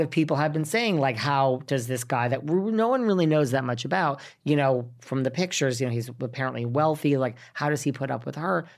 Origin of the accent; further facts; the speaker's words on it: New York, United States; now in Los Angeles, United States; I self-identify as a New Yorker 'cause I am a New Yorker.